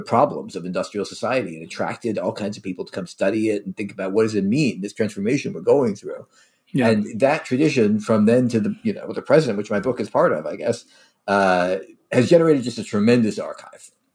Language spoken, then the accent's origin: English; Philadelphia, Pennsylvania, United States; also born or lived in New Haven; I grew up in Philadelphia.